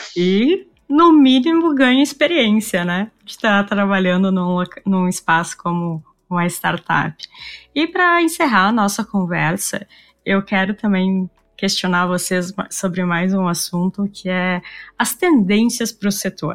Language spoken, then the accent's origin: Portuguese; Rio Grande do Sul, Brazil; Nós aqui do Rio Grande do Sul